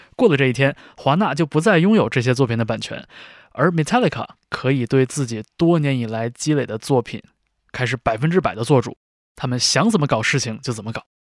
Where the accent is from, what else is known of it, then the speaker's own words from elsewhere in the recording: China; 我们这些在国内长大